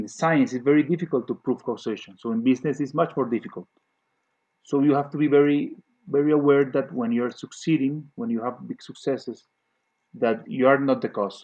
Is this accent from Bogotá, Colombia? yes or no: no; Cali, Valle del Cauca, Colombia; moved away; It connects me with my Colombian heritage. I was born in Cali. In Cali, it's a very strong salsa place